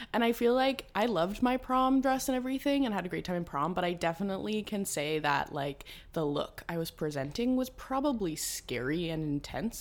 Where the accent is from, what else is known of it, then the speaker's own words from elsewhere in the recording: Nova Scotia, Canada; moved away as an adult; also born or lived in Toronto; I'm a Nova Scotian girl just from the East Coast